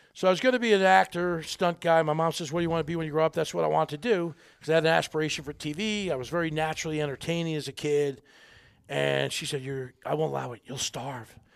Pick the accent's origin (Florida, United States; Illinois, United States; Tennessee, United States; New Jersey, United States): New Jersey, United States; little poor little boy growing up in Jersey, little tough Italian neighborhoods